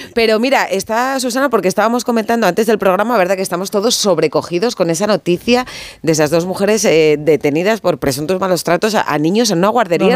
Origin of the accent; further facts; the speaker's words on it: Miranda de Ebro, Castile and León, Spain; en mi tierra, Miranda